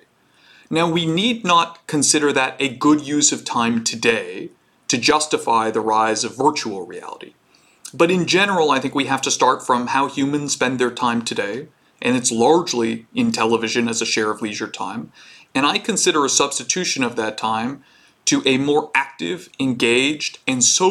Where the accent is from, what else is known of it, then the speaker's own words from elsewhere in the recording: Canada; I'm Canadian